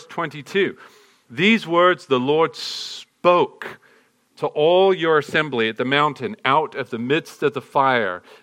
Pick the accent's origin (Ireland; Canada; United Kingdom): United Kingdom; England; now in United States; I'm an American citizen now, but I still can't help but be drawn back to the motherland